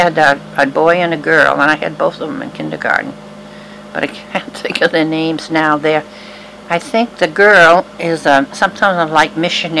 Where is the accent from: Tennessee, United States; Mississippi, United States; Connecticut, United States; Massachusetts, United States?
Massachusetts, United States; Milford; now in Brookline, United States; I had a good life growing up in Milford, and then when I came here to Brookline.